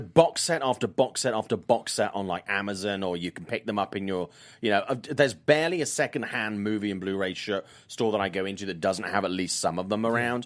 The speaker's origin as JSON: {"language": "English", "region": "South Wales", "country": "United Kingdom", "tie": "born or raised there", "said": "I was in my hometown of South Wales"}